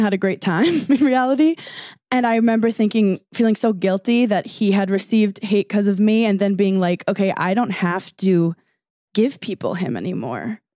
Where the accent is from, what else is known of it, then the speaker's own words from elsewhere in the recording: New York, United States; I'm from New York